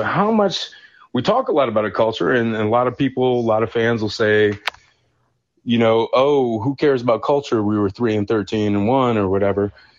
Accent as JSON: {"language": "English", "region": "Michigan", "country": "United States", "tie": "born or raised there", "also_born_or_lived": "southeast Ohio", "moved": "yes", "lives_now": "Athens, United States", "said": "I grew up in Michigan, but I'm down in the town where Joe Burrow grew up and played high school, played high school and stuff down southeast Risdon, OU country."}